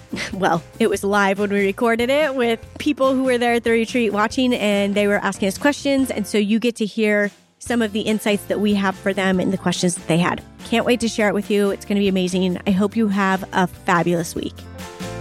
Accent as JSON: {"language": "English", "town": "Boise", "region": "Idaho", "country": "United States", "said": "We're from Boise."}